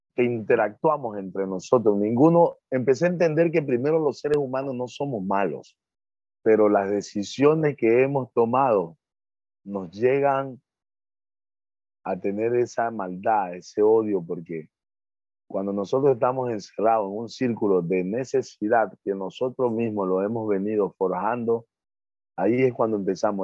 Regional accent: Muisne, Esmeraldas, Ecuador; yo vengo de un barrio, yo vengo de un barrio que se llama, le dicen la punta, porque sobresale hacia el centro de la isla

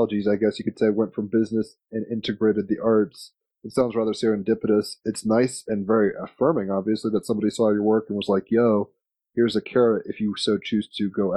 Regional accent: Richmond, Virginia, United States; I grew up in Richmond, Virginia

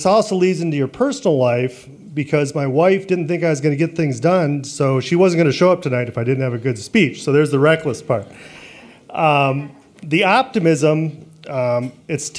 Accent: Traverse City, Michigan, United States; moved away as an adult; also born or lived in Detroit / Long Island / Texas; growing up in Traverse City

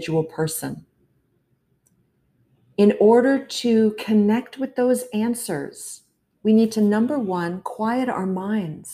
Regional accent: Toronto, Ontario, Canada; I was born and raised in Toronto

